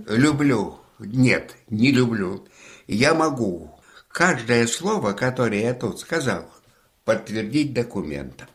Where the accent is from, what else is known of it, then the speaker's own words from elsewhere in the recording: Imenitsy, Leningrad Oblast, Russia; also born or lived in Kingisepp / Brandenburg an der Havel, Germany; now in Yasny, Russia; моя деревня Именицы, где жила моя мама